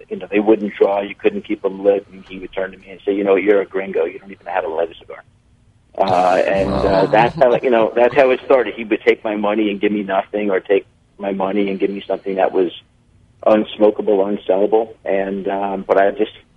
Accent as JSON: {"language": "English", "region": "Florida", "country": "United States", "tie": "born or raised there", "said": "born and raised in Florida"}